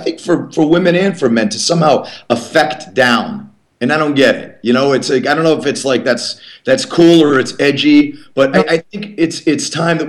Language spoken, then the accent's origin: English; East Coast, United States; now in Los Angeles, United States; I come from the East Coast